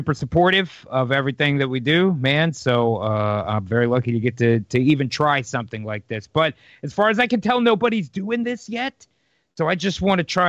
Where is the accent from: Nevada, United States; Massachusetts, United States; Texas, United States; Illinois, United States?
Texas, United States; I'm from Texas